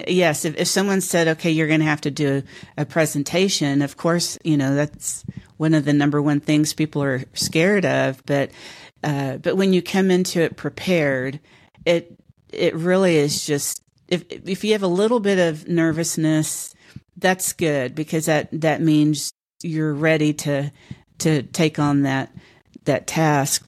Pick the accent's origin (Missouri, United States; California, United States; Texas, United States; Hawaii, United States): Texas, United States; Houston; now in San Antonio, United States; native Houstonian